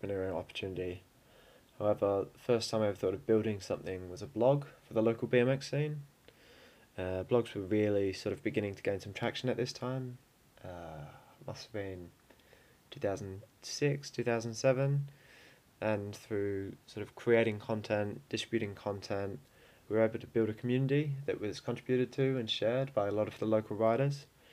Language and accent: English; Melbourne, Victoria, Australia; moved away as an adult; now in London, United Kingdom; I'm originally from Melbourne